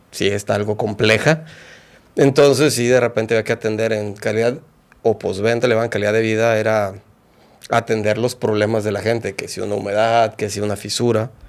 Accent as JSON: {"language": "Spanish", "town": "Guadalajara", "region": "Jalisco", "country": "Mexico", "tie": "born there", "said": "Pues bueno, yo nací en Guadalajara."}